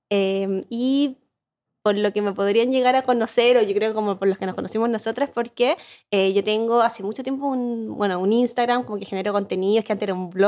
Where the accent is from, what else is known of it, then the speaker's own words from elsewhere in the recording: Chile; moved away as an adult; also born or lived in New Zealand; Entonces hice un blog que era como una chilena viviendo en Nueva Zelanda, en la época cuando no era tan común, ¿cachai?